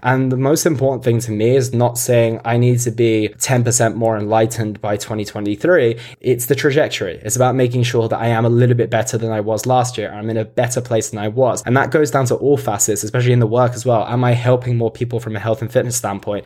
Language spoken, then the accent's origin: English; United Kingdom; I obviously grew up in the U K as well.